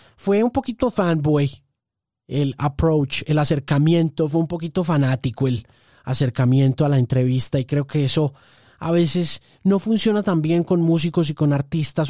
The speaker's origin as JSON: {"language": "Spanish", "country": "Colombia", "said": "yo soy periodista colombiano"}